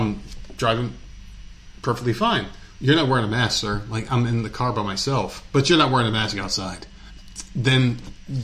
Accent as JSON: {"language": "English", "region": "New Jersey", "country": "United States", "tie": "born or raised there", "also_born_or_lived": "New York", "moved": "as an adult", "lives_now": "the South, United States", "said": "I lived in New Jersey"}